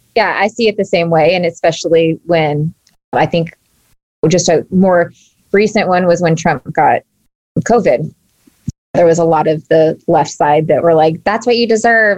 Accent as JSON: {"language": "English", "region": "Texas", "country": "United States", "tie": "born or raised there", "said": "I grew up in Texas and down south"}